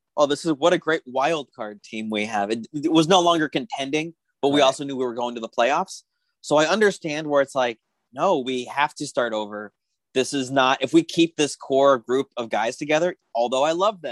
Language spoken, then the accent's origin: English; Tucson, Arizona, United States; moved away; I'm from Tucson, Arizona, and I used to go see him play AAA ball when they were the Tucson Padres.